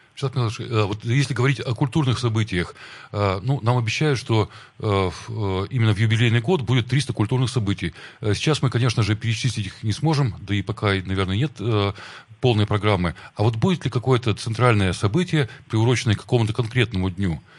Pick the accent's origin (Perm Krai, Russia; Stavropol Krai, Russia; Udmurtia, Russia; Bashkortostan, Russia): Perm Krai, Russia; Perm; я родился на Крохлевке